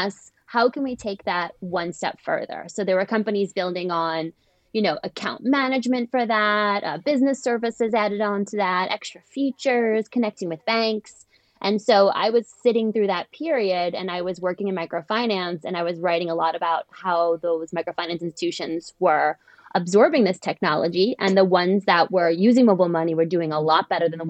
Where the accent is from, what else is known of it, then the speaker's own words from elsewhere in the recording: United States; moved away as an adult; also born or lived in Europe / East Africa; now in London, United Kingdom; I'm an American who went to work in Europe and then ended up founding a company in East Africa